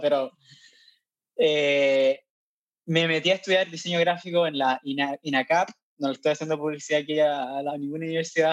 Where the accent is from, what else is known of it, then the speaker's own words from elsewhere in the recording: Curicó, Maule, Chile; moved away as an adult; also born or lived in La Cisterna, Santiago, Chile; now in Chad; yo soy, nací en Curicó, en el sur centro de Chile